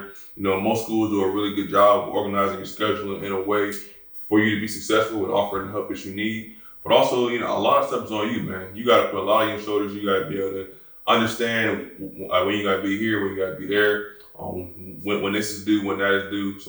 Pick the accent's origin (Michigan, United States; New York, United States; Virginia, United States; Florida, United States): Virginia, United States; Newport News; I'm originally from Newport News, Virginia